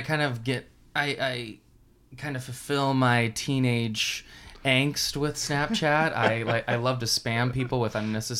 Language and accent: English; Washington, United States; moved away; I come from the West, the far West, Washington State, not D.C., which many of these Eastern people mistake it as, and got a little background. Mother is a farmer's daughter kind of thing.